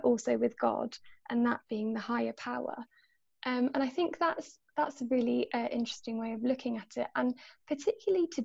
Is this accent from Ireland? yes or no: yes; Ireland; also born or lived in Poland; now in Oxford, United Kingdom; I feel like I'm part of the Polish society because I'm half Polish, or the Irish society because I'm Irish